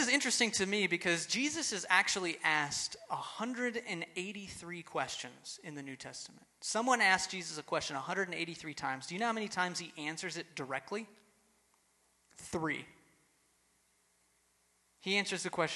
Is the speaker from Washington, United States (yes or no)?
no; Texas, United States; I grew up in Texas, so the rules were don't cuss or drink or chew or go with girls who do.